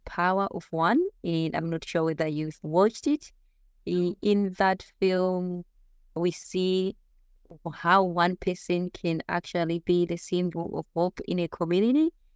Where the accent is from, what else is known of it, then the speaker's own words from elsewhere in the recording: Zimbabwe; moved away as an adult; also born or lived in New Zealand; now in Australia; growing up in Zimbabwe and the coming from the rural area, there weren't that many opportunities